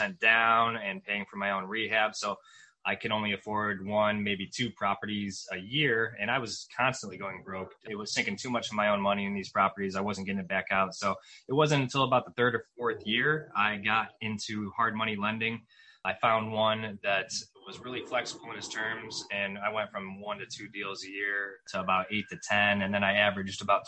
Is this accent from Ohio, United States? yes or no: yes; Cleveland, Ohio, United States; I was born and raised just outside Cleveland, Ohio.